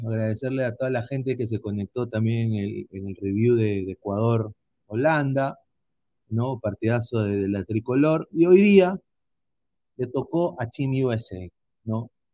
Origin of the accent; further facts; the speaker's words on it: Peru; nosotros somos peruanos